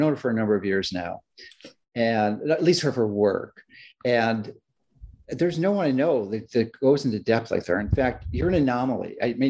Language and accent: English; Chicago, Illinois, United States; I grew up in Chicago, and I love Florida beyond what you can possibly imagine.